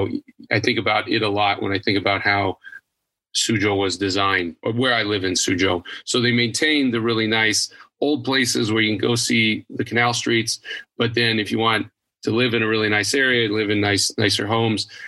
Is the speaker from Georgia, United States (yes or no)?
no; Idaho, United States; moved away as an adult; also born or lived in Texas / Tainan, Taiwan; now in China; I'm originally from Idaho